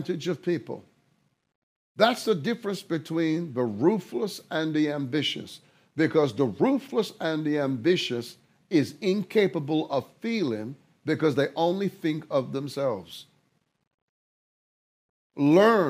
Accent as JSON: {"language": "English", "region": "London", "country": "United Kingdom", "tie": "born or raised there", "said": "If you come from a country like I do, where there was a class system, I was raised in London"}